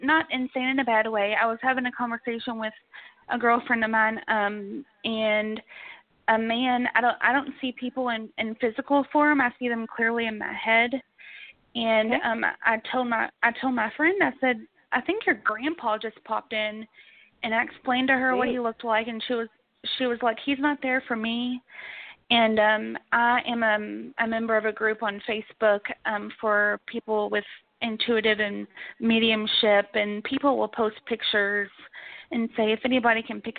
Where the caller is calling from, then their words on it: Kentucky, United States; I'm calling from Kentucky as well.